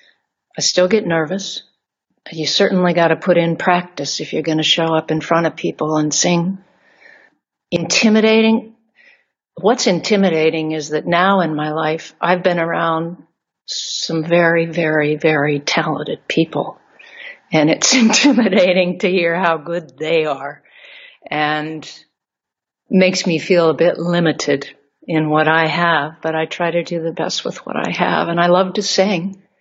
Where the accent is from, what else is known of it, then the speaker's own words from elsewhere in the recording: Arizona, United States; Arizona is where I'm from, born and raised